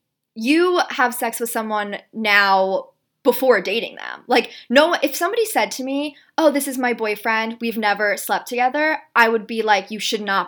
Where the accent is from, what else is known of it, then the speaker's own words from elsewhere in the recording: New York City, New York, United States; also born or lived in Palm Beach, Florida; We're currently living together during the pandemic down in Palm Beach, Florida, but we're both from New York City, Upper East Side, and we live there most of the year